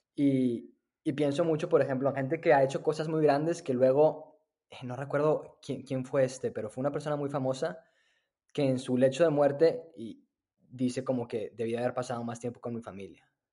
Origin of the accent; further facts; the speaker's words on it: Monterrey, Nuevo León, Mexico; moved away as an adult; also born or lived in Austin, Texas; now in United States; soy originario de, de Monterrey, ahí crecí